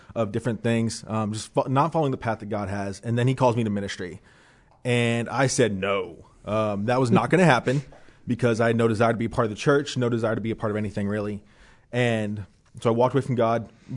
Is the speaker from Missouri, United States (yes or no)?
no; Dayton, Ohio, United States; moved away; I'm from Dayton, Ohio